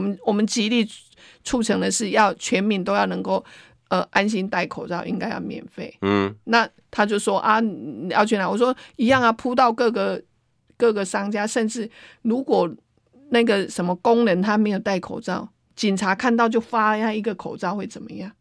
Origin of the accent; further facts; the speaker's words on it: Taiwan; 我们台湾人是很善良的